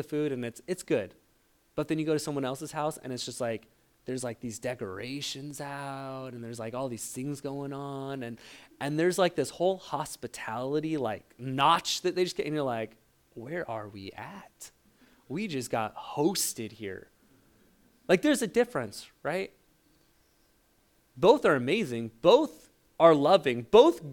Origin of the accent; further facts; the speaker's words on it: Portland, Oregon, United States; I grew up in Portland, Oregon